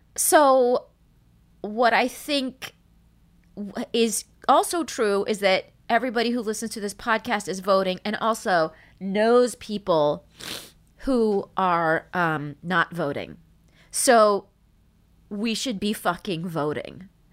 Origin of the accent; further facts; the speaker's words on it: United States; I'm Iranian American